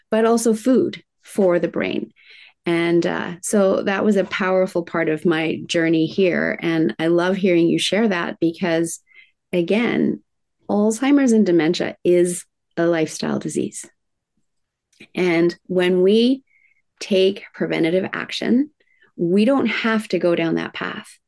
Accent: Tokyo, Japan; I was raised in Tokyo, Japan in the 70s, in the height of manufacturing plants spewing out toxins.

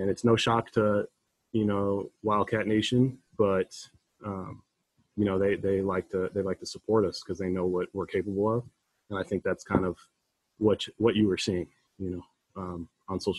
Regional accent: Toledo, Ohio, United States; we played in Detroit and I'm from Toledo, so 45 minutes away

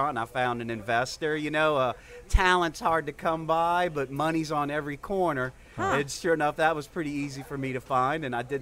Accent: New Orleans, Louisiana, United States; also born or lived in Shreveport / Vermont / Virgin Islands / Florida; I was born and raised here in New Orleans.

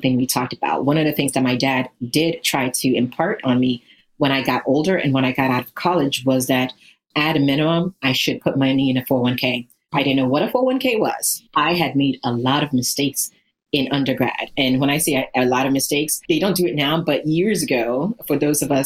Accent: Ghana; moved away; So as I mentioned, I am from Ghana, West Africa. So I was born in a place that for most people, they can't even fathom what it's like to actually exist in a place like

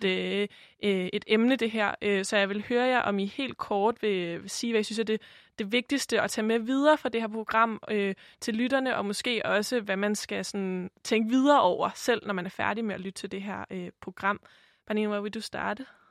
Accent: Denmark; Sofie og jeg har jo øh, som begge to er vokset op i Danmark som, som danskere

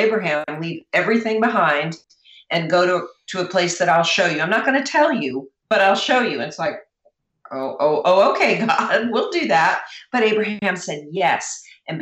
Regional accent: New Jersey, United States; I was raised in New Jersey, which is very close to New York.

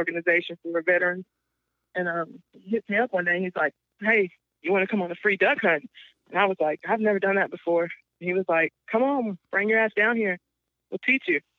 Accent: Alabama, United States; moved away as an adult; also born or lived in Kansas / Texas; I pretty much was raised the rest of my life pretty much in Alabama

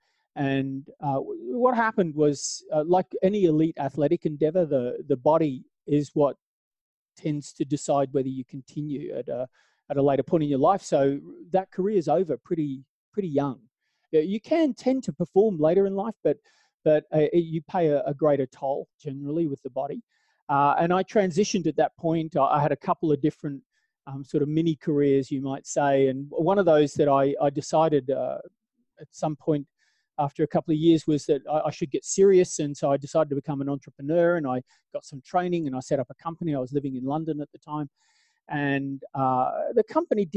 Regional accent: Australia; moved away as an adult; now in Southern Appalachia, United States; the southern that I'm from is Australia. So I was born in out in Australia

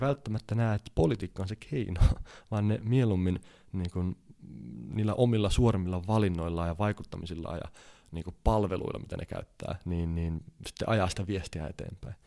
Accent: Finland; mä oon Suomesta

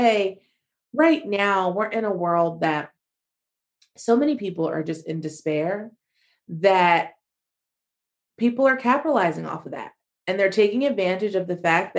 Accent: United States; moved away as an adult; also born or lived in Spain; as an American

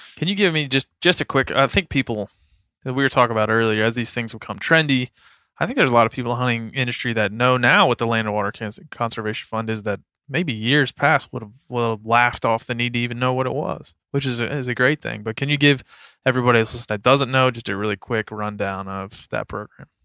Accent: Western Maryland, United States; I grew up in Western Maryland

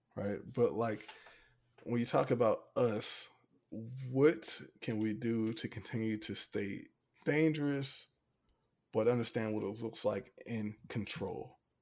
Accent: Hampton, Virginia, United States; I'm from Hampton

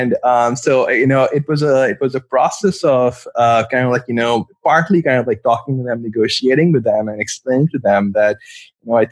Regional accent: Pakistan; moved away as an adult; now in Cleveland, United States; I'm from Pakistan. That's where I was born and grew up and did my medical school as well

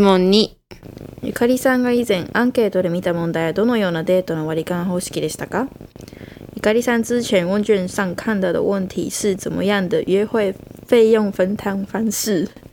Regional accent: Tokyo, Japan; moved away as an adult; now in Taiwan; 東京から来た

